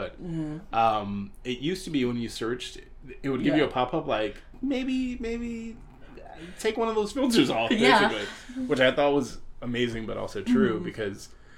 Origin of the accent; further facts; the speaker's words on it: New York, United States; I'm from New York